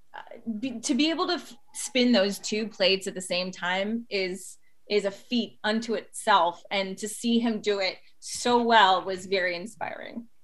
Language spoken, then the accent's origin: English; Toronto, Ontario, Canada; now in Los Angeles, United States; growing up in Toronto, which is kind of like little New York